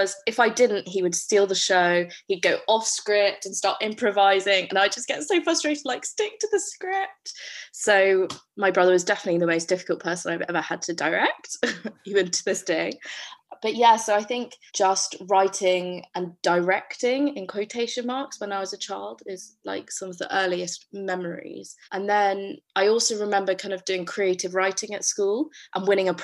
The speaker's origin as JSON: {"language": "English", "region": "London", "country": "United Kingdom", "tie": "born or raised there", "said": "I'm from London. So I'm from South London"}